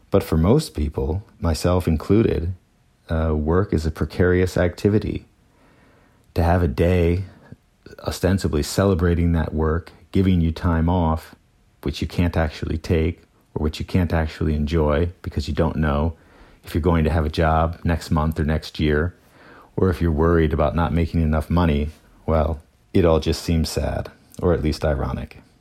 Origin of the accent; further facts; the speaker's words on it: Pennsylvania, United States; also born or lived in Chicago / Detroit; I was born in Chicago and raised in southern Pennsylvania and outside of Detroit.